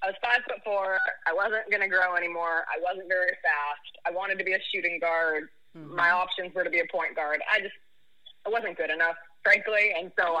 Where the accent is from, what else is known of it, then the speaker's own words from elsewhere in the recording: Highlands Ranch, Colorado, United States; also born or lived in Perrysburg, Ohio; now in Memphis, United States; I grew up in a city called Highlands Ranch, Colorado, which is about 20 minutes south of Denver